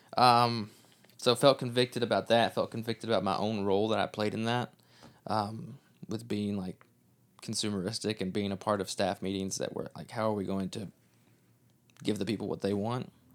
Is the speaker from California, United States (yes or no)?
no; Kentucky, United States; moved away; we are from Kentucky, not from Texas.